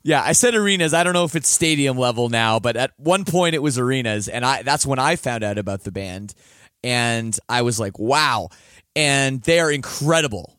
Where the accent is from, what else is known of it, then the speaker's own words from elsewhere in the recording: Canada; I am Canadian, and I took French up till grade ten